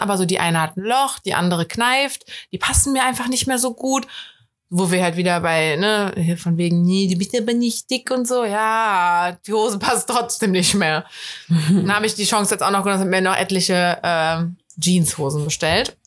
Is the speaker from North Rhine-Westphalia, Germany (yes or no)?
yes; Cologne, North Rhine-Westphalia, Germany; als Kölner finde ich es immer richtig scheiße